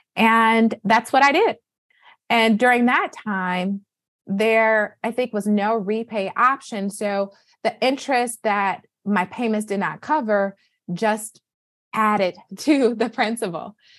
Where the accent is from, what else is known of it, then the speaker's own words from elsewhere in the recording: Flint, Michigan, United States; now in Boston, United States; born and raised in Flint, Michigan. I am currently residing in Boston